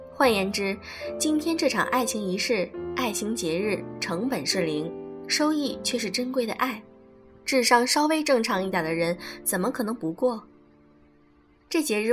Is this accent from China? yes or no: yes; China; 我们中国人